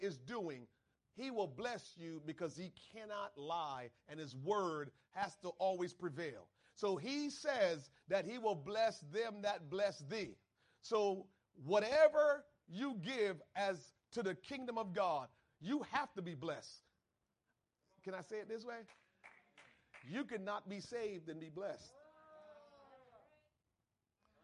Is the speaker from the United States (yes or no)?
yes; Trenton, New Jersey, United States; I grew up in Trenton.